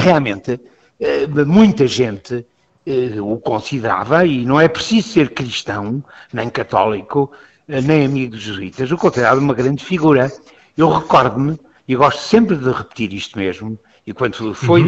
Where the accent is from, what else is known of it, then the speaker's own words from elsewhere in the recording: Lisbon, Portugal; eu sou jesuíta, eu sou lisboeta